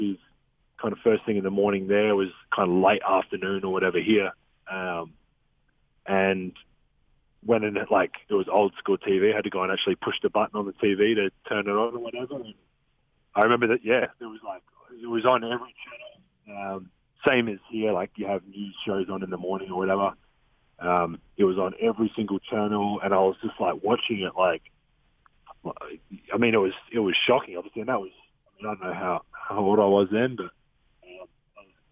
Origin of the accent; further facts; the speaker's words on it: Australia; moved away; also born or lived in Utah; I was born in Australia. I'm Australian.